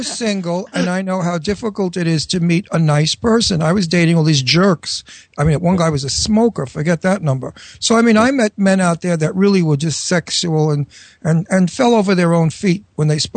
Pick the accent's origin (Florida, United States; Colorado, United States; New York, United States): New York, United States; New York City; accent: New York; We may, but we may be moving to New York because that's my hometown. I'm a New Yorker, as you can hear from my really? accent, and I miss my New York.